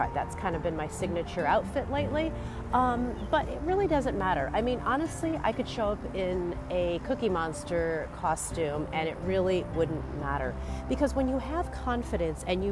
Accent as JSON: {"language": "English", "town": "Anaheim", "region": "California", "country": "United States", "tie": "born or raised there", "moved": "yes", "lives_now": "New England, United States", "said": "Anaheim, California, which is my hometown"}